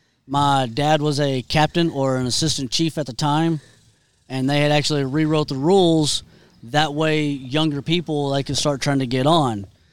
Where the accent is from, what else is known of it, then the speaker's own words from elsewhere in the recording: Memphis, Texas, United States; This is my hometown, born and raised.